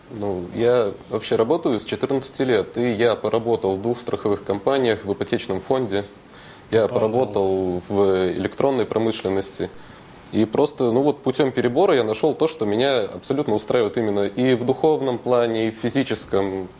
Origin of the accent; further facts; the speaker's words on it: Russia; now in Moscow, Russia; я не из Москвы, я из города Ишкарала.